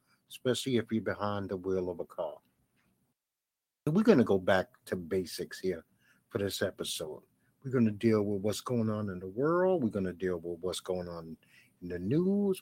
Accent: New York City, New York, United States; also born or lived in Orlando, Florida / Tampa, Florida; I'm a Brooklyn boy

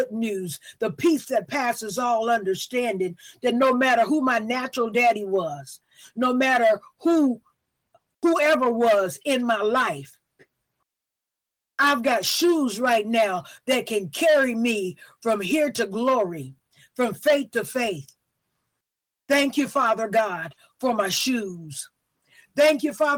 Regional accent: the South, United States; I'm from the South

